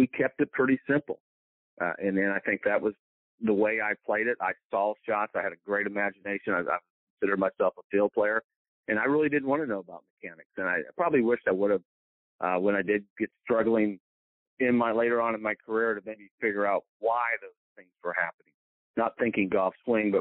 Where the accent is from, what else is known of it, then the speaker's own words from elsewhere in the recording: Marion, Indiana, United States; moved away as an adult; also born or lived in Johnstown, Pennsylvania / Tennessee; now in Greenwood, Mississippi, United States; growing up in Indiana